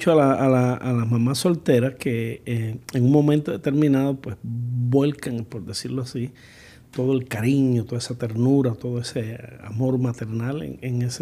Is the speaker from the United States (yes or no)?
yes; United States; yo soy una gringa